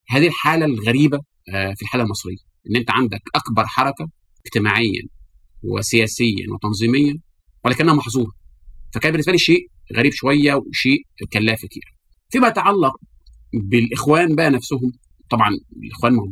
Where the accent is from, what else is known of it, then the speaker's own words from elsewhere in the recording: Algeria; جمعيه المسلمين عندنا في الجزائر